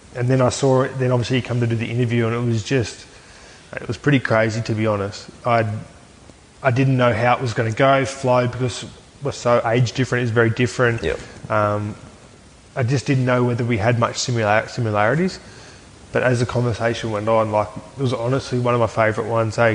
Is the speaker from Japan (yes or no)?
no; Aberdeen, New South Wales, Australia; I grew up in Aberdeen, New South Wales, and my old man um, played for the Aberdeen Tigers